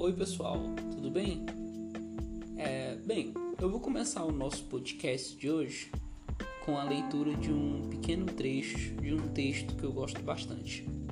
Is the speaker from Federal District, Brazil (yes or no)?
yes; Brasília, Federal District, Brazil; moved away as an adult; also born or lived in Pará; now in Picos, Brazil; Cresci na capital do Brasil, Brasília, eu morei lá durante 15 anos